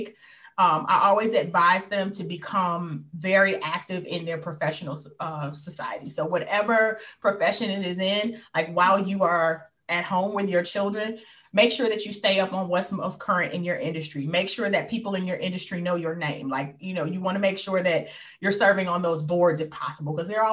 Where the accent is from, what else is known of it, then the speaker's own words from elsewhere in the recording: Detroit, Michigan, United States; I was born and raised here